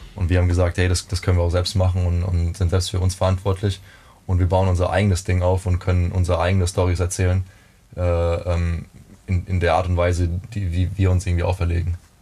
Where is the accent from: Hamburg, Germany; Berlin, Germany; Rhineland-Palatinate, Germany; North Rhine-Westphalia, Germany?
Rhineland-Palatinate, Germany; Neustadt an der Weinstraße; ich bin in den, in den äh, Pfalz-Kriterien groß geworden. Also ich komme Neustadt, aus Neustadt an der Weinstraße